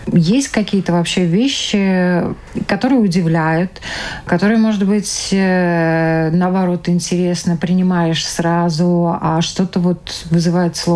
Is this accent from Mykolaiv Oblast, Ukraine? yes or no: no; Zhytomyr, Zhytomyr Oblast, Ukraine; moved away as an adult; now in Riga, Latvia; Мы из Украины, из города Житомир.